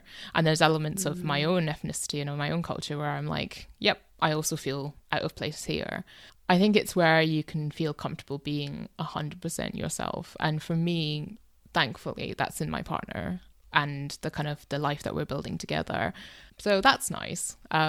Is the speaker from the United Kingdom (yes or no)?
yes; United Kingdom; also born or lived in Myanmar; I've grown up in Britain, I don't know the language as well as I want to, I don't know the culture as well as I want